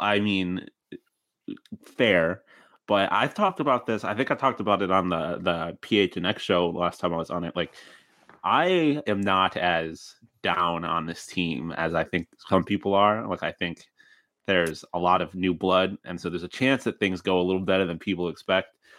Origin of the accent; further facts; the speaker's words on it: Buffalo, New York, United States; I'm from Buffalo. I've been to plenty of Bills games.